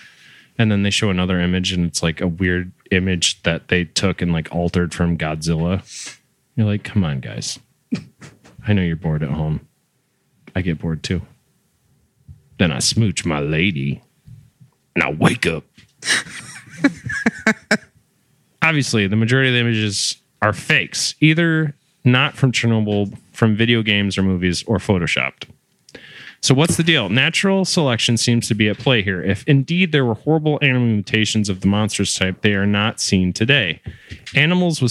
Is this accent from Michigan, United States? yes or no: yes; Michigan, United States; my home state here in Michigan